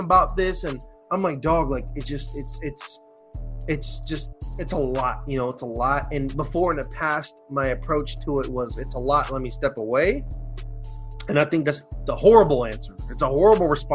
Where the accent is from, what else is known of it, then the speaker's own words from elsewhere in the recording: Brazil; now in United States; the country I live